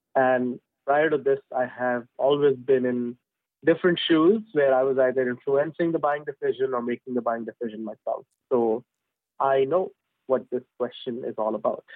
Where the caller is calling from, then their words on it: London, United Kingdom; I'm calling from London, United Kingdom.